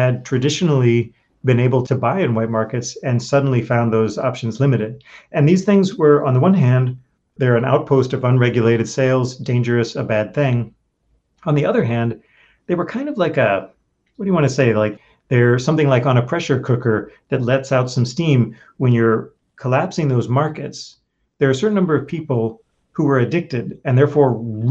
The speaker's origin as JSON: {"language": "English", "region": "New York", "country": "United States", "said": "my home state, New York"}